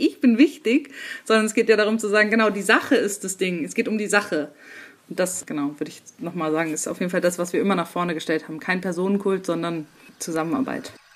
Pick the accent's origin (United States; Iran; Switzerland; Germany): Germany; Leipzig, Saxony; Ich bin aus Leipzig, ich bin 31 Jahre